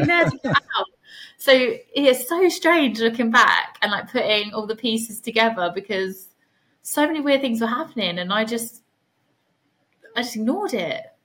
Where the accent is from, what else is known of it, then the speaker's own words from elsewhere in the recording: Suffolk, East of England, United Kingdom; also born or lived in Hull; I'm from Suffolk